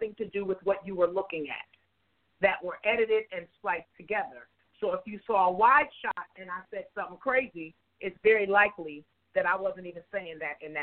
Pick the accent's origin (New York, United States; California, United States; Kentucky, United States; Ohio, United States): New York, United States; I was born and raised in New York